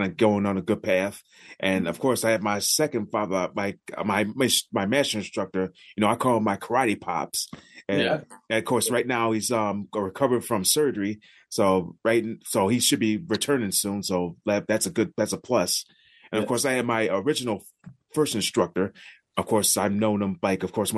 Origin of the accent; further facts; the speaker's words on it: Buffalo, New York, United States; it was always hosted at my hometown, like, around my hometown area, mostly in Buffalo